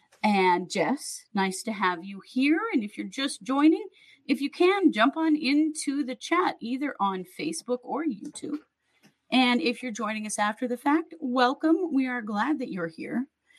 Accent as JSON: {"language": "English", "region": "Pacific Northwest", "country": "United States", "tie": "born or raised there", "said": "I'm originally from the Northwest and grew up on fresh fish."}